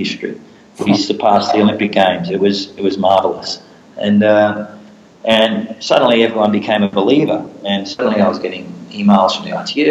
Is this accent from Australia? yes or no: yes; Australia; now in Singapore; I grew up in Australia